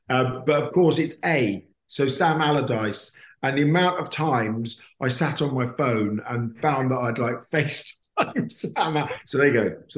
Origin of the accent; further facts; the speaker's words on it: Perth, Western Australia, Australia; also born or lived in Canada; So I was born in Canada, not that I remember it. And then I moved to Australia because my dad worked for BP. So we moved around the world with BP. So I moved to Perth